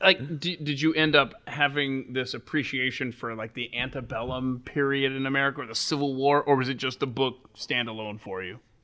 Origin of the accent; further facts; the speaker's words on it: Atlanta, Georgia, United States; I grew up in the South. I grew up in Atlanta.